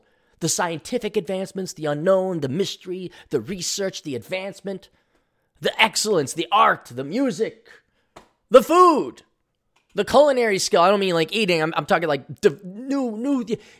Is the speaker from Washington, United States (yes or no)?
no; Hawaii, United States; Because I was born and raised in Hawaii.